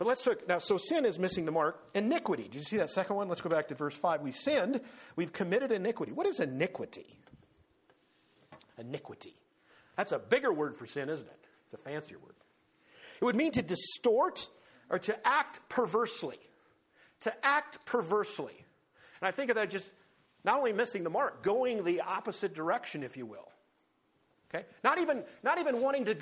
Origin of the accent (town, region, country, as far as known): United States